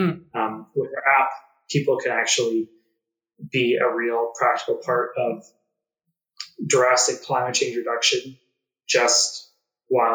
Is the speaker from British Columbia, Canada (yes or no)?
no; Calgary, Alberta, Canada; also born or lived in Nepal; I grew up in Calgary, Alberta